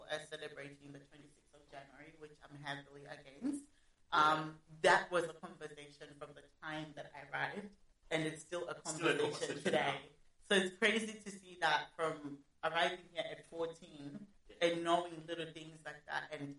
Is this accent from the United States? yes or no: no; Australia; also born or lived in Zimbabwe; I've been living here in Australia for about 14 years. I'm originally from Zimbabwe. Basically grew up here.